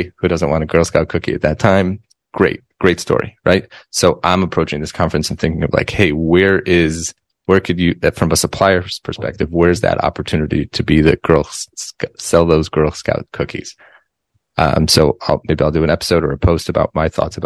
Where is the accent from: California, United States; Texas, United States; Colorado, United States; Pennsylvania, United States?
Colorado, United States; Denver; I grew up in Denver, Colorado